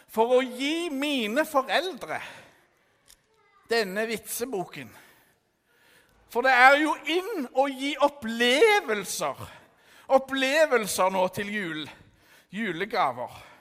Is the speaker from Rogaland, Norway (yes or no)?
yes; Stavanger, Rogaland, Norway; Jeg er fra Stavanger. Jeg er 15 år, tro det eller ei.